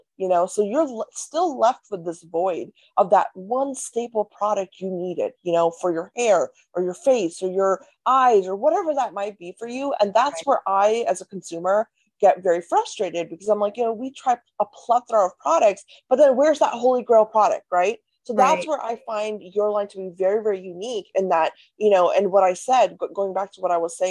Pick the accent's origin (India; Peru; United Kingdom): India; North India; I'm Indian, I'm North Indian